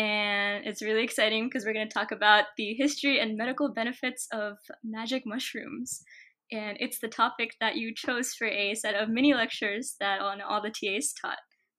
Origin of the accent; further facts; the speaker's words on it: East Coast, United States; Yeah, no. I'm from the East Coast.